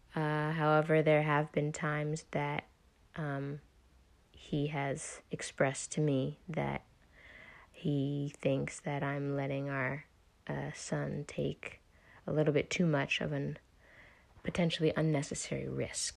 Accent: United States; also born or lived in Netherlands; I am American

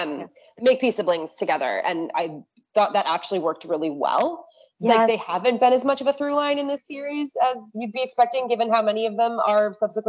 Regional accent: New Jersey, United States; I'm from New Jersey

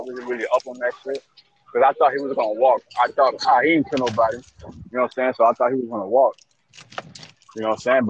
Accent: Miami, Florida, United States

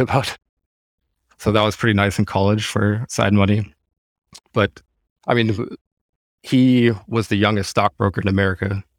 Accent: Seattle, Washington, United States; moved away as an adult; now in Germany; born and raised in Seattle, don't have any German roots or anything, spent my whole life in Seattle

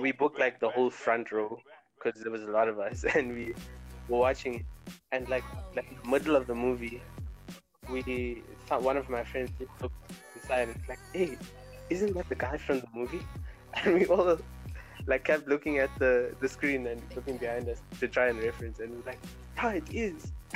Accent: Durban, KwaZulu-Natal, South Africa; I'm from Durban as well

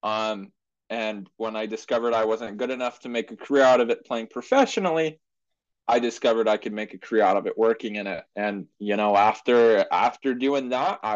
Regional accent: Portland, Oregon, United States; I grew up in Portland, Oregon

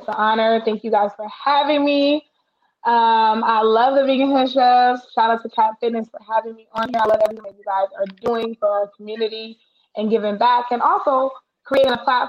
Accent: Daly City, California, United States; also born or lived in Oakland; But I'm from Daly City, so born and raised, grew up in Daly City.

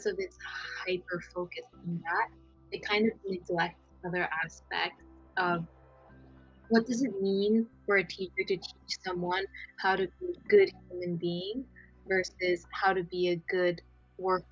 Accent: Japan; I'm from Japan

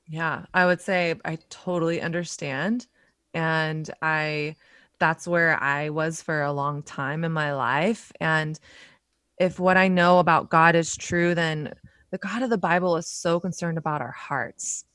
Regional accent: the South, United States; moved away as an adult; now in New York City, United States; I grew up in the South

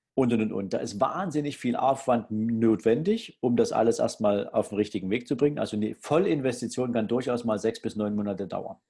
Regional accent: Germany; bei uns in Deutschland

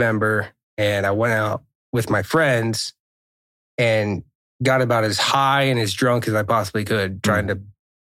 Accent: Pennsylvania, United States; also born or lived in Arizona; We moved from Arizona when I was 4 to Pennsylvania

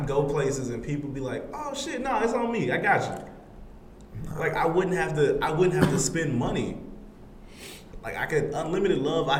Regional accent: Atlanta, Georgia, United States; I'm from the ATL. The 80s in Atlanta was still racism.

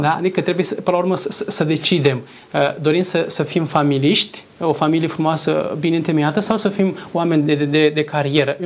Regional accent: Moldavia, Romania; moved away; în cazul meu sunt din Moldova, soția este din Oltenia

